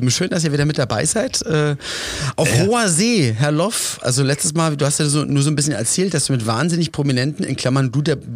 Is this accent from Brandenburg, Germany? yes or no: no; Berlin, Germany; Ich komme ja aus Berlin